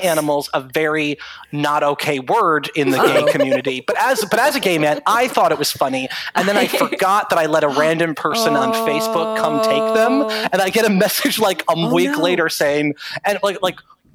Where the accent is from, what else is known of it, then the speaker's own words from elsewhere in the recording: Scranton, Pennsylvania, United States; also born or lived in New York City; I'm from Scranton, Pennsylvania. It's where I currently am.